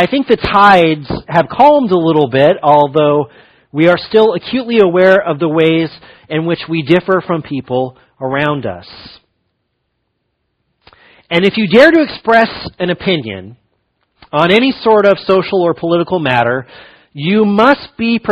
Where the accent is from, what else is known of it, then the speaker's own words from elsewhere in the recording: Fresno, California, United States; I grew up in Fresno